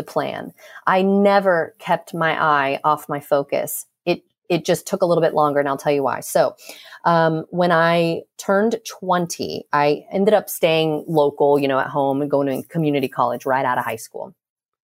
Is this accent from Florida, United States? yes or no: yes; Clearwater, Florida, United States; moved away as an adult; also born or lived in Seattle; now in Jacksonville, United States; I'm from Clearwater, like the Tampa Bay area